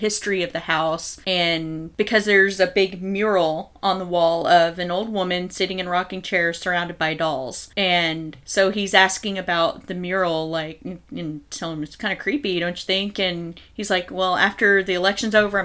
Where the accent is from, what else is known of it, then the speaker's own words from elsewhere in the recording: Texas, United States; We're from Texas